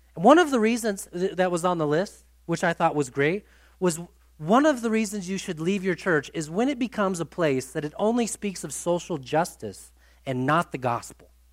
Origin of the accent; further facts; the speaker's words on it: United States; we are from the United States of America